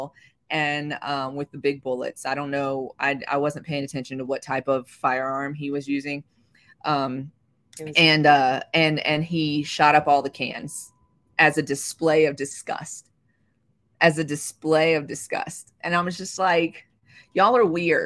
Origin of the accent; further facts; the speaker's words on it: the South, United States; I'm from the South.